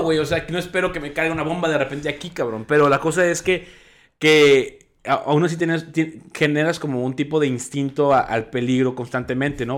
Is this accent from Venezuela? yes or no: no; Mexico; also born or lived in United States